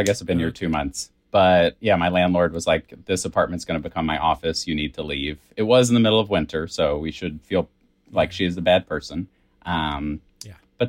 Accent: Virginia, United States; I'm from Virginia

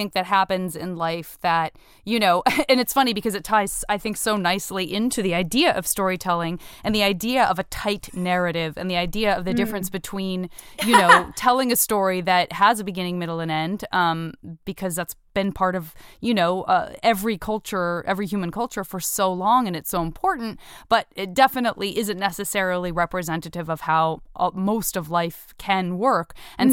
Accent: Tucson, Arizona, United States; I'm from Tucson

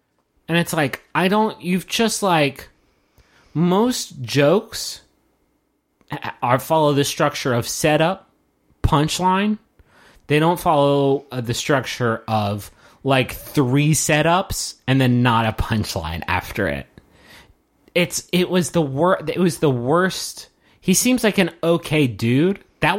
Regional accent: Texas, United States; Yeah, I'm from Texas. Cool. Us Texas people, like, we know

